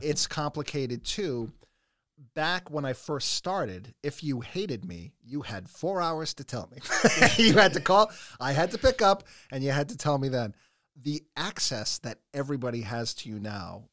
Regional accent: Smithfield, Rhode Island, United States; also born or lived in Los Angeles; I grew up in Smithfield

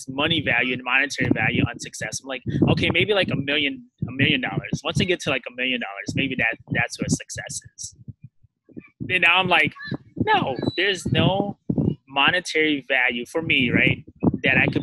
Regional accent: United States; I was born in the States, but my mom and dad escaped like a war-torn country and came to the U.S. So I was fortunate enough to grow up here

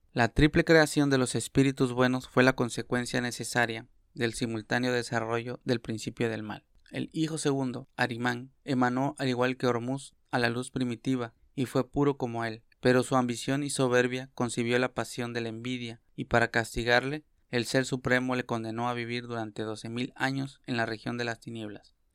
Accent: Mexico; lo que nos toca a nosotros como mexicanos

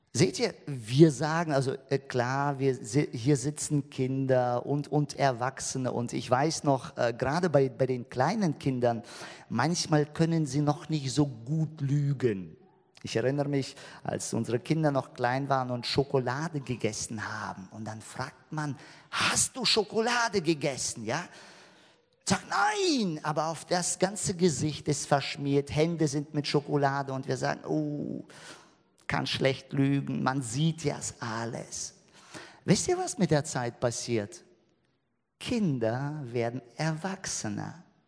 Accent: Germany; bei uns in Deutschland, wir haben so viele Spielzeuge.

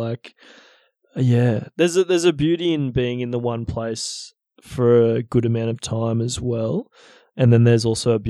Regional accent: Queensland, Australia; From Queensland.

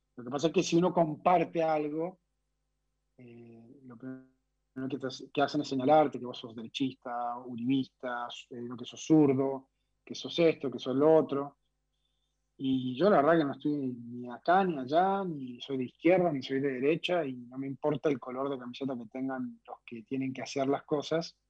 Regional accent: Colombia; moved away as an adult; now in Argentina; me he criado en un país que lamentablemente siempre estuvo manchado por la violencia

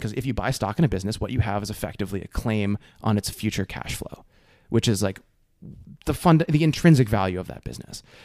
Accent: New Jersey, United States; moved away as an adult; also born or lived in Dartmouth, New Hampshire / San Francisco Bay Area; I grew up in Jersey.

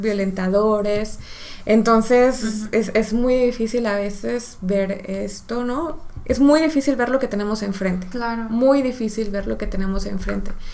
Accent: Mexico; como mexicanos sí tenemos

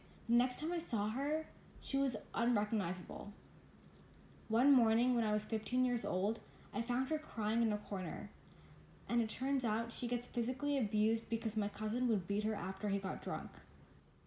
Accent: United States; Growing up in America

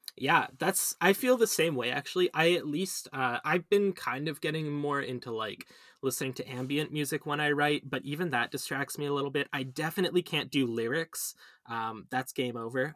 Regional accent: Vancouver, British Columbia, Canada; moved away as an adult; also born or lived in Ontario; I was born here and I lived here for most of my life, but I did my undergrad, at Western.

